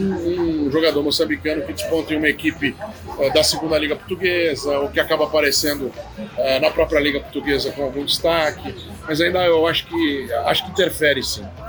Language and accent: Portuguese; São Paulo, Brazil; also born or lived in Mozambique; eu sou paulista